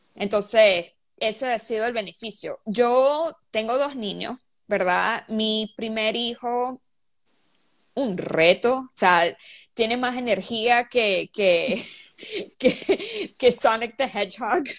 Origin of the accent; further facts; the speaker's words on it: Venezuela; moved away as an adult; also born or lived in Bahrain / Riyadh, Saudi Arabia; now in Seattle, United States; soy venezolana. Ah, viví, aunque no viví mucho tiempo en Venezuela